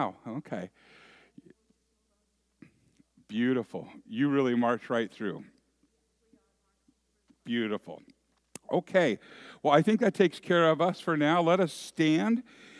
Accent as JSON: {"language": "English", "area": "San Francisco Bay Area", "region": "California", "country": "United States", "moved": "yes", "said": "I'm from the San Francisco Bay Area"}